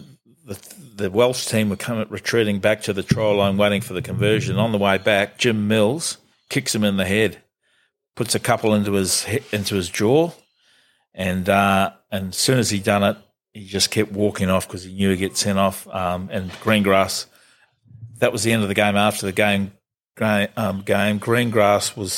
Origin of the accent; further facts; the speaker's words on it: Auckland, New Zealand; being a young fella growing up in Auckland